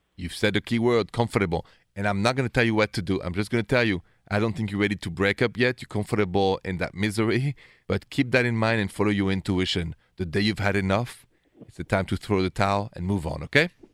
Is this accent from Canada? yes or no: no; Paris, Île-de-France, France; accent: French; English is a second language; moved away; The accent is French. I was born and raised in Paris